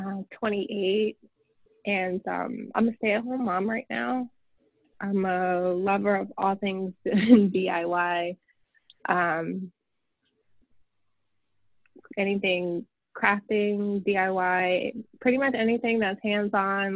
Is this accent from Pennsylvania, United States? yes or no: yes; Chambersburg, Pennsylvania, United States; I grew up in a small town in Chambersburg, Pennsylvania.